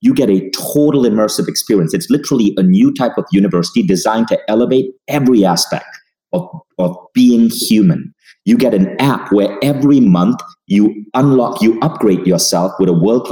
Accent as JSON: {"language": "English", "country": "Malaysia", "also_born_or_lived": "United States", "moved": "yes", "lives_now": "Estonia", "said": "I had to go back to my home country of Malaysia"}